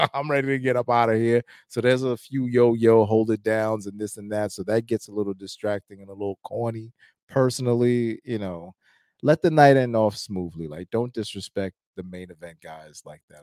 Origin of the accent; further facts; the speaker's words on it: New York City, New York, United States; I'm from Brooklyn, so, you know, I'm from New York